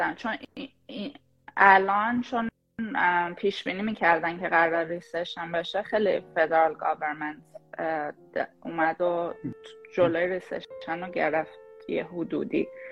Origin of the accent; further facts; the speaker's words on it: Shahrud, Semnan, Iran; moved away as an adult; also born or lived in Tehran; now in United States; من اهل شاه رودم برای اون کسایی که نمیدونن یه شهر توی استان سمنان